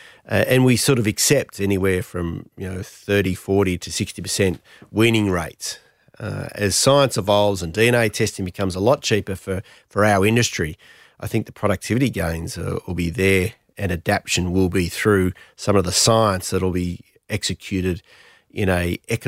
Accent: New South Wales, Australia; I'm from the Snowy Mountains, and you look at the systems up there of Jindabyne and Lake Eucombeam and so forth

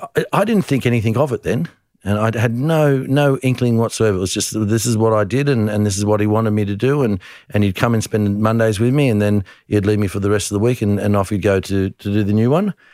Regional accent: Tamworth, New South Wales, Australia; moved away; I was born in Tamworth

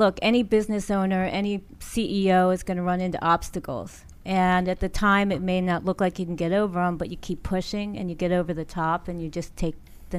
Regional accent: Langley Park, Maryland, United States; I'm from Langley Park, Maryland.

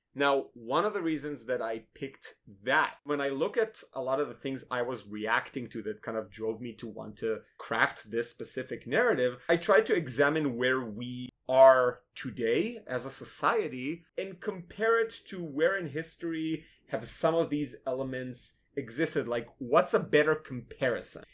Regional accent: Tel Aviv, Tel Aviv District, Israel; moved away as an adult; also born or lived in Minnesota, United States; now in United States; I'm originally from Tel Aviv

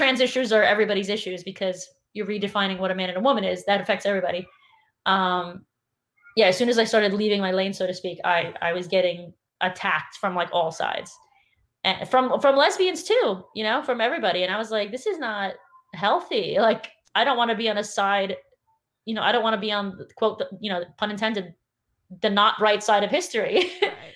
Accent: New York City, New York, United States; I grew up in New York City, and it's like half of the people in my class were black

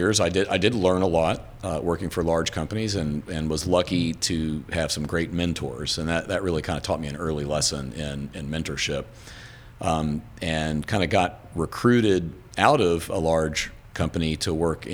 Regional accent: Atlanta, Georgia, United States; moved away as an adult; also born or lived in Midwest; now in Greenville, United States; growing up and going to school in Atlanta

